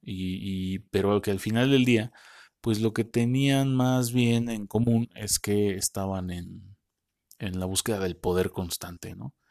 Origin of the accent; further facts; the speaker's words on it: Mexico; nosotros así somos los mexicanos